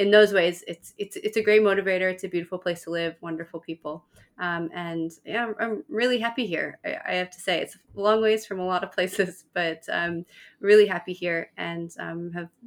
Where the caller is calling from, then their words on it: Cape Town, Western Cape, South Africa; Cape Town, South Africa.